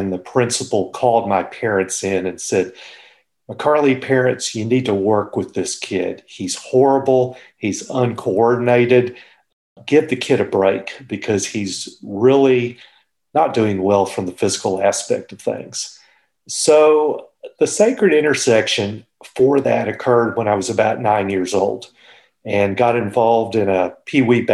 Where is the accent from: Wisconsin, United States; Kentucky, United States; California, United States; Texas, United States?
Texas, United States; Fort Worth; I'm a native Texan. I was born in Fort Worth and grew up there